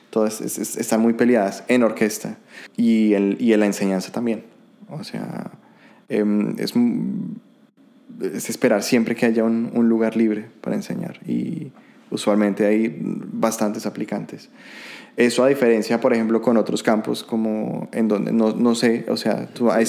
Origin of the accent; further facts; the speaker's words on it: Colombia; now in Germany; hay somos bastantes colombianos, entonces no es una sorpresa